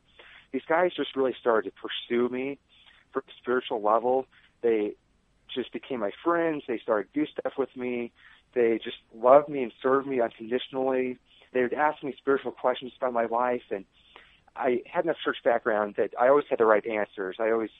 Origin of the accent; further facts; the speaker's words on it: North Platte, Nebraska, United States; moved away as an adult; I went back to my hometown of North Platte.